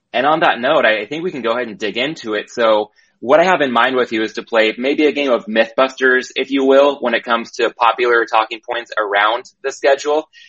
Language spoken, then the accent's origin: English; San Diego, California, United States; I grew up in San Diego